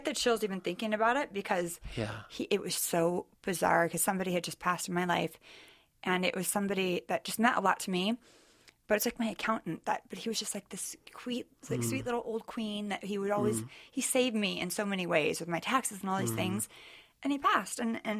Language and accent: English; Sacramento, California, United States; now in Southern California, United States; Northern California.